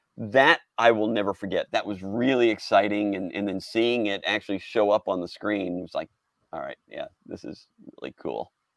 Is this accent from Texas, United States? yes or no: yes; Houston, Texas, United States; I was raised in Houston